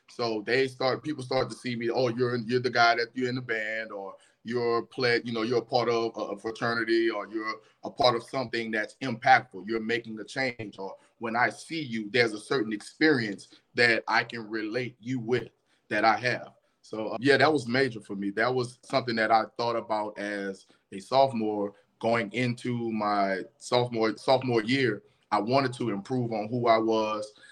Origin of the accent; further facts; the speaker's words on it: New Orleans, Louisiana, United States; I grew up in New Orleans, I'm from New Orleans